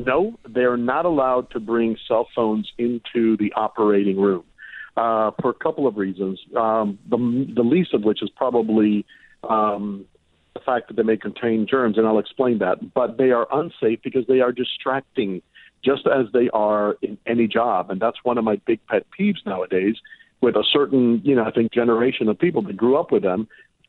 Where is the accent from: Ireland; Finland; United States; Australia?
United States; Miami, Florida; also born or lived in Cuba; Yeah, exactly. And, you know, I was born in Cuba, and I remember that very well. I mean, that was after we were already here and in Miami.